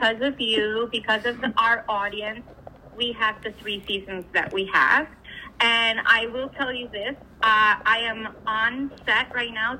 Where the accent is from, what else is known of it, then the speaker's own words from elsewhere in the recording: New York, United States; I grew up in New York. Both my parents are Latino